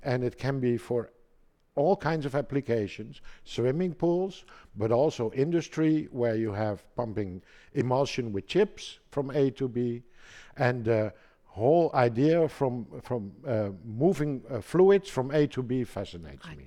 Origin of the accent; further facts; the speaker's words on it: Amsterdam, North Holland, Netherlands; now in Germany; I'm from Holland, uh, born in Amsterdam